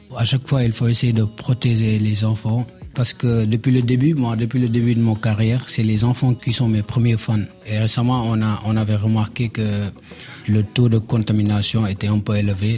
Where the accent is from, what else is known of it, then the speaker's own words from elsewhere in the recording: Diamaguène, Dakar, Senegal; je viens de la banlieue à Diamogun.